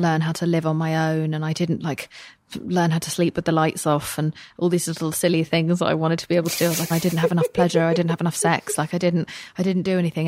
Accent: England, United Kingdom; moved away as an adult; now in United States; I am an English person

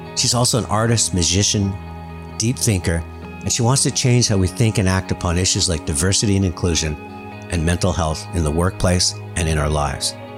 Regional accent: Canada; being Canadian

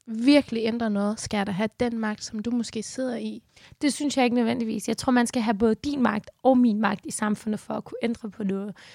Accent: Denmark; Det er, hvordan jeg er dansker.

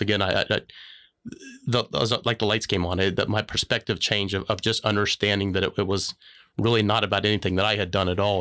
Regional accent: Florida, United States; moved away as an adult; also born or lived in Macomb, Illinois; I grew up in Florida

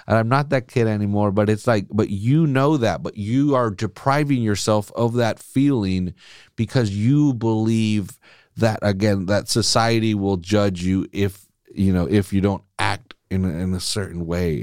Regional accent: United States; I was born here. I'm fucking American

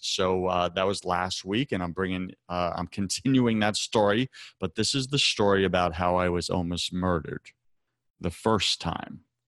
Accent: Long Island, New York, United States; moved away; I grew up on Long Island in a, you know, the suburbs

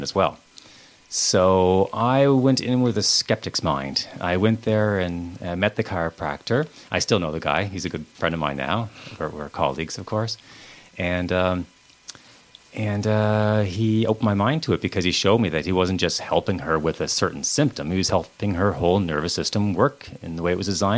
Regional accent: Beaver Bank, Nova Scotia, Canada; also born or lived in Liverpool, Nova Scotia; living here in, growing up in Beaver Bank, my practice is in Lower Sackville, so I haven't moved that far away really

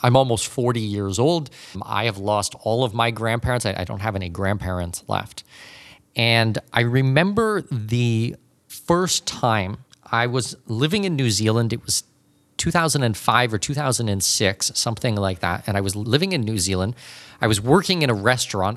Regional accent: Canada; moved away; also born or lived in Panama; I am not an American citizen myself, I'm Canadian

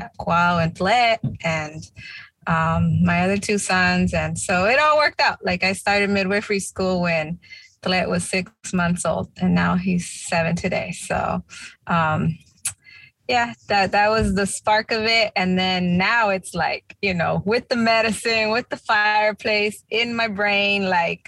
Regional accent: Tulare, California, United States; moved away as an adult; also born or lived in New Jersey / New York; now in East Coast, United States; They gave birth to me in California, small town, Tulare. Our families, their families come from Jalisco and Zacatecas, Mexico. And yeah, I was born and raised out there in Cali, but I've been on the East Coast for the past 16 years.

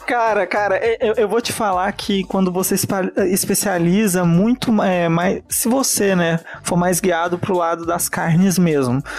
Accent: Italy; accent: Italian; moved away; eu sou italiano, né? Boa parte do período que eu morei e fui alfabetizado na Itália

